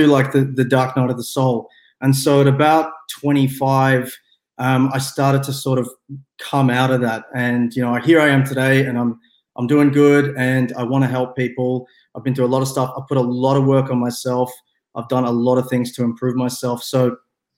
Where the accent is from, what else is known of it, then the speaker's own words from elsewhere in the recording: Melbourne, Victoria, Australia; I'm from Australia as well. I'm from Melbourne, so it's nighttime here.